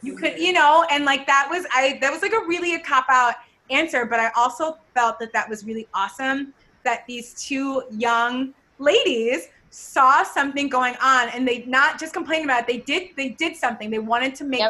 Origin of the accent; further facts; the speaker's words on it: Ohio, United States; we're both from like the same area, like from Ohio.